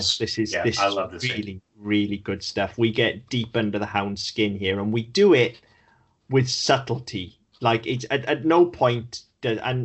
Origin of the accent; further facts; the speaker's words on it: Wales, United Kingdom; I'm Welsh, not English.